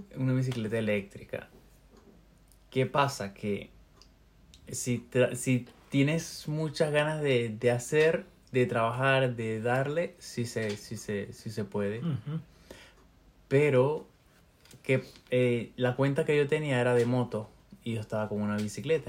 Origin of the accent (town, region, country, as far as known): Venezuela; moved away as an adult; also born or lived in Peru; now in Spain